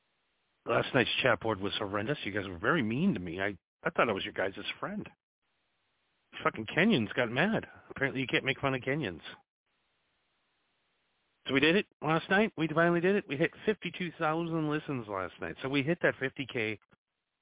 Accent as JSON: {"language": "English", "country": "United States", "said": "72 people from my home country"}